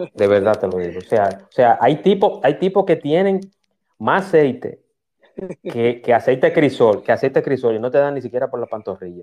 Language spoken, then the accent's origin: Spanish; Dominican Republic; yo como dominicano